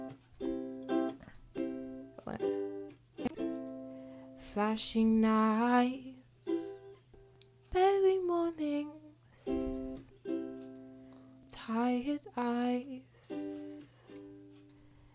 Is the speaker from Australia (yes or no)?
yes; Melbourne, Victoria, Australia; also born or lived in London / Devon; I was born in England and I lived there till I was about five. We lived in London first and then Devon, which is like a further out, smaller kind of townish kind of and then we moved over to Melbourne when I was about six